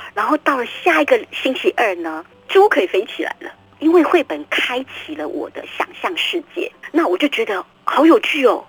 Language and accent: Chinese; Tainan, Taiwan; 我住在嗯。山上，啊，我住在嗯。台南南溪的山上哦。。对，然后我从小在山里面长大